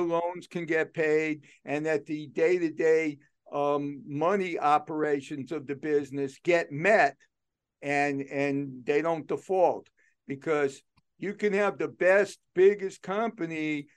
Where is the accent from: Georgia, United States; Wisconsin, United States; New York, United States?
New York, United States; New York City; moved away; I grew up in New York City, so I learned to be aggressive with people